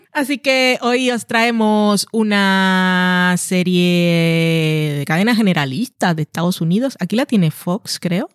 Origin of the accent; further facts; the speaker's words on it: Barranquilla, Atlántico, Colombia; also born or lived in Madrid; now in Burgos, Spain; soy barranquillera